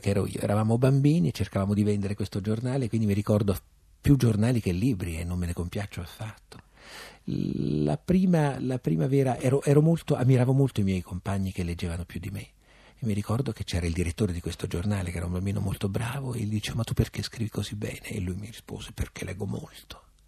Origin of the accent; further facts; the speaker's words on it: Abruzzo, Italy; moved away as an adult; now in Rome, Italy; Io sono abruzzese come Sidone